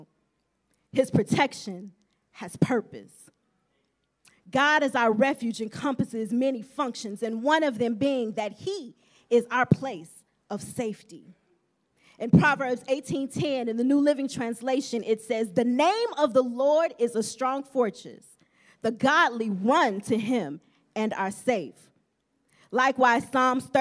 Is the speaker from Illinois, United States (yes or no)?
yes; Champaign, Illinois, United States; I was born in February in Champaign, Illinois